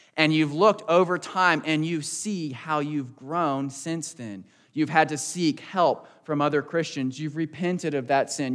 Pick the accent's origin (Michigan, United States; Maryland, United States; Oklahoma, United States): Maryland, United States; Southern; also born or lived in Texas; I was born in Texas, and shortly after that, my family moved to Southern Maryland, right outside Washington, D C